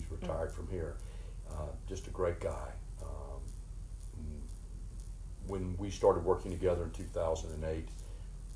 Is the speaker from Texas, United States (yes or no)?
no; Winston-Salem, North Carolina, United States; now in Greensboro, United States; I'm born and raised in Winston-Salem, live in Greensboro.